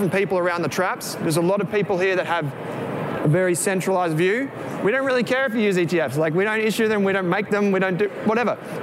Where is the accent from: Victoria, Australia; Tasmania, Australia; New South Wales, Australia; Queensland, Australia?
Victoria, Australia; We're from Victoria